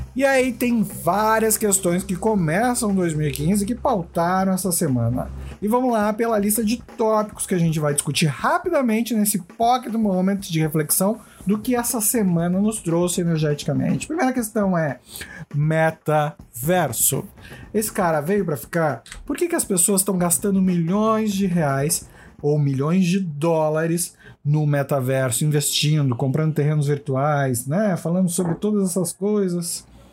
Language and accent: Portuguese; Brazil; nós como brasileiros